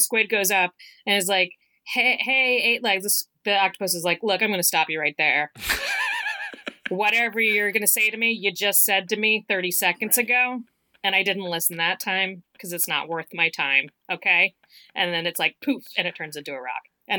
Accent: the South, United States; Maybe that's because I'm from the South.

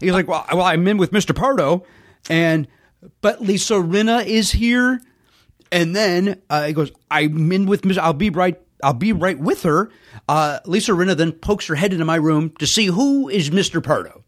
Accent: Chicago, Illinois, United States; also born or lived in Hometown, Illinois; I grew up on the south side of Chicago, south side of Chicago, then we moved to the south suburbs

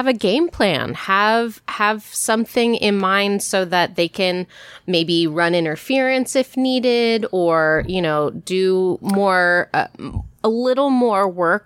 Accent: the South, United States; I grew up in the South as a Jewish woman

